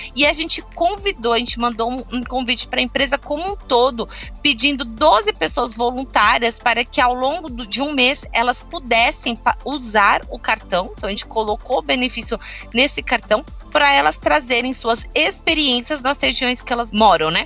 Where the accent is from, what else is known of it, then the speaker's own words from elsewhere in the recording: São Paulo, Brazil; also born or lived in Recife; Eu sou de São Paulo, capital da Zona Norte